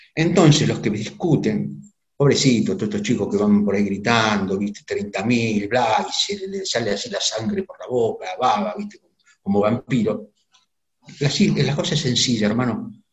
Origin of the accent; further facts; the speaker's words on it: Argentina; nosotros como argentinos